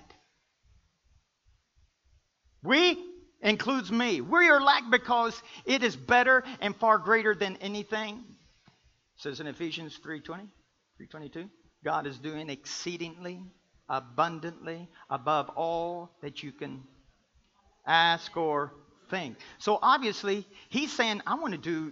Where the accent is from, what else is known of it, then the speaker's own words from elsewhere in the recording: the South, United States; I'm from the South.